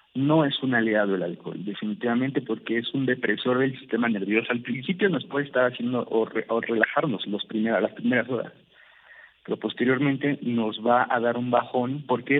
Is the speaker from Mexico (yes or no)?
yes; Mexico; en México, en mi país